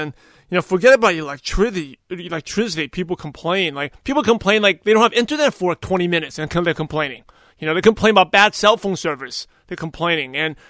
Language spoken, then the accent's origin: English; United States; And like, we still live in one of the best, I think, in my opinion, America. I was born and raised here. I'm American born Chinese.